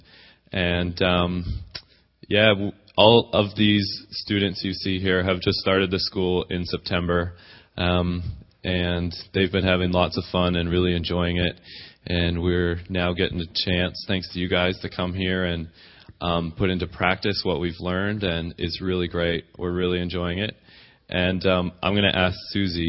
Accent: 3 hours north of Toronto, Ontario, Canada; I'm from about 3 hours north of Toronto

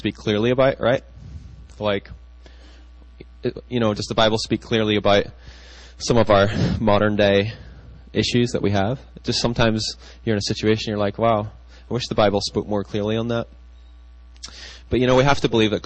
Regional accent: United Kingdom; now in United States; I grew up in Britain, and, you know, when I came to the States

